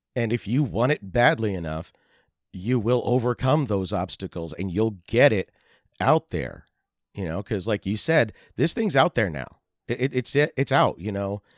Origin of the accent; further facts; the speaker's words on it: Lehigh Valley, Pennsylvania, United States; we grew up in the Lehigh Valley area of Pennsylvania. That is, uh, the Allentown area